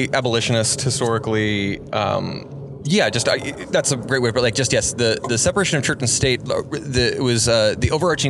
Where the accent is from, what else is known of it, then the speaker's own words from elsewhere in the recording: San Juan Islands, Washington, United States; I grew up in the San Juan Islands, which are just hippie central.